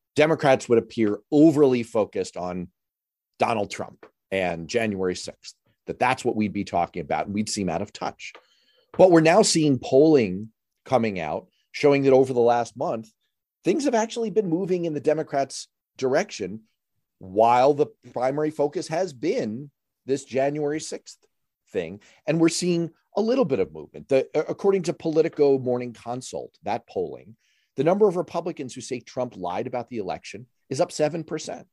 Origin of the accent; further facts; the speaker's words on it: New York City, New York, United States; I grew up in New York City during that time frame